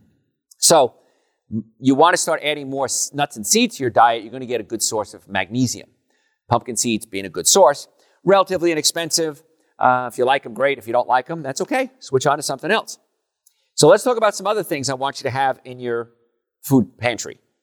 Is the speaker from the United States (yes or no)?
yes; Hoboken, New Jersey, United States; when I was young, growing up in Hoboken